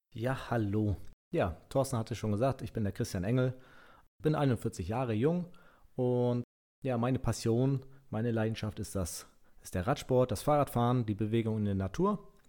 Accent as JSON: {"language": "German", "region": "Mecklenburg-Vorpommern", "country": "Germany", "said": "bei uns in Mecklenburg-Vorpommern"}